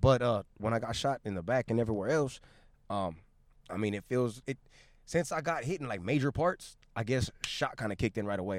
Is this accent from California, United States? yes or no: yes; Long Beach, California, United States; also born or lived in South Gate, California / Los Angeles, California; I was born in Long, in Long Beach, went to Southgate for the first seven years of my life